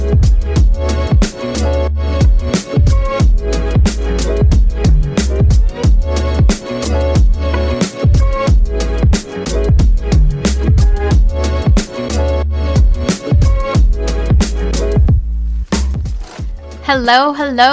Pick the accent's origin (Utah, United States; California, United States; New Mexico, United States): California, United States; Southern; also born or lived in Brooklyn, New York; I was born in Brooklyn, New York, and then raised in the suburbs of Southern California, about 80 miles east